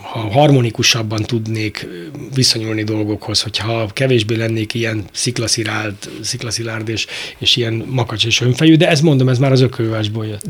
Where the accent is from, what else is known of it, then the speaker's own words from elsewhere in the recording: Budapest, Hungary; ebben nőttem fel a, a pongrász telepen nálunk